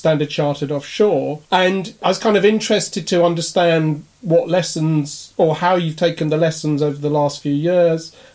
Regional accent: Kenya; I was born in Kenya

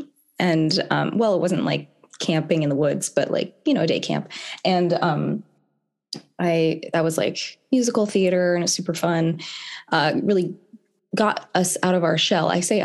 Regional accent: Carmel, California, United States; also born or lived in Florida; My mom, we moved from Florida, a farm in Florida, to Carmel because my mom got a job at the Naval Postgraduate School

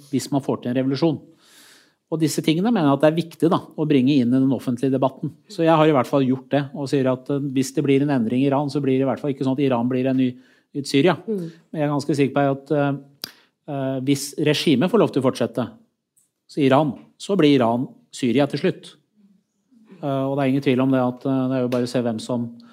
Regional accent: Skotselv, Buskerud, Norway; gjennom hele oppveksten min i Skotselv

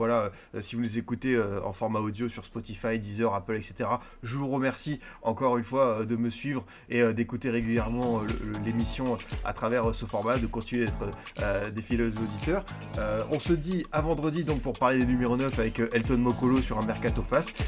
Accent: Bordeaux, Nouvelle-Aquitaine, France; qui m'avait bien plu en tant que Bordelais, donc ça fait bien plaisir.

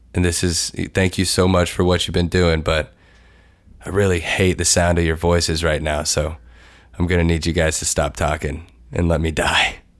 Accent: Lexington, Kentucky, United States; moved away as an adult; my hometown

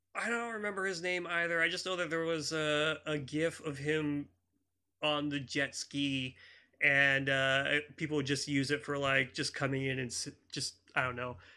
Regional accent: Campbell, California, United States; I grew up in Campbell

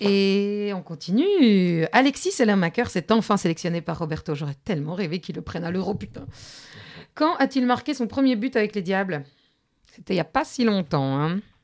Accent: Belgium; on est belge, non On kiffe le chocolat

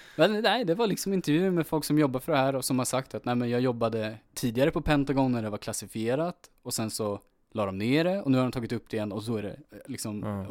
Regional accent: Örebro, Örebro County, Sweden; jag är född i Örebro

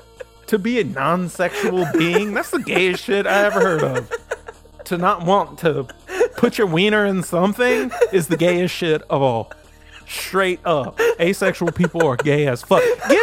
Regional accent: the South, United States; I'm from the South where people think being gay is a choice.

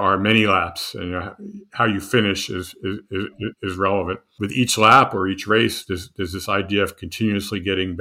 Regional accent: New Jersey, United States; moved away as an adult; I grew up in New Jersey

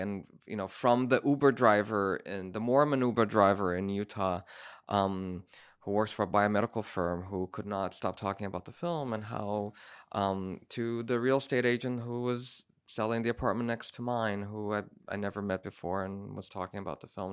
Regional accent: Brazil; I'm from Brazil

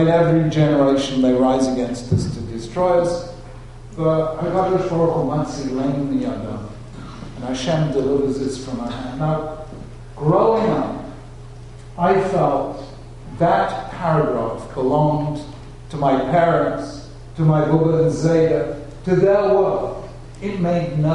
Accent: London, United Kingdom; I and my brothers growing up in London, in a really non-Jewish world

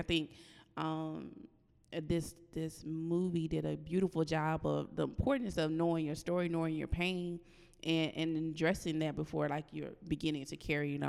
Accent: the South, United States; And I'm from the South

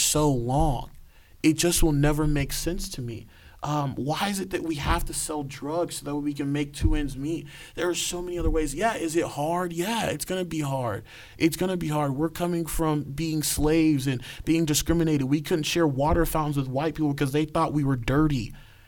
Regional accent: Nigeria; me being Nigerian

